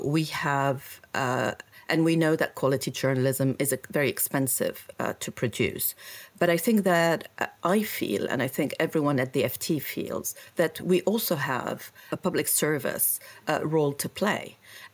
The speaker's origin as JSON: {"language": "English", "town": "Beirut", "region": "Beirut Governorate", "country": "Lebanon", "tie": "born or raised there", "also_born_or_lived": "United States", "moved": "as an adult", "lives_now": "London, United Kingdom", "said": "I grew up in Beirut"}